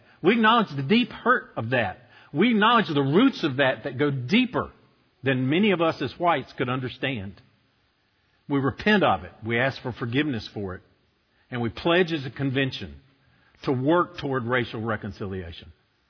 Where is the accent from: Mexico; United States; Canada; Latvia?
United States; Boone, North Carolina; I was born in Boone. I was raised in Boone. You know that. There weren't very many blacks in Boone. And the ones that were there were up on the mountain. They're up on the hill there outside of downtown.